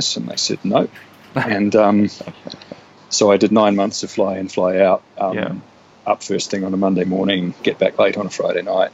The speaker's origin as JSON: {"language": "English", "country": "New Zealand", "tie": "born or raised there", "also_born_or_lived": "New South Wales, Australia / Europe", "moved": "yes", "lives_now": "Brisbane, Australia", "said": "I was born in New South Wales but moved to New Zealand when I was two"}